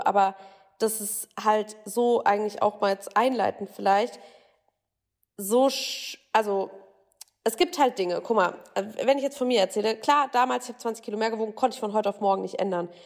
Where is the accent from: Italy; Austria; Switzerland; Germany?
Germany; Bavaria; ich komme ja auch aus Bayern, wohne jetzt gerade auch in Bayern.